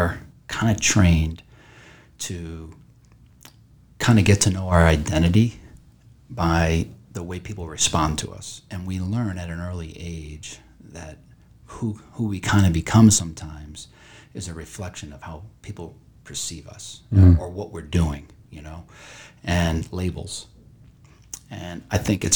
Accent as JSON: {"language": "English", "town": "St. Bonaventure", "region": "New York", "country": "United States", "tie": "born or raised there", "said": "when I was growing up around St. Bonaventure"}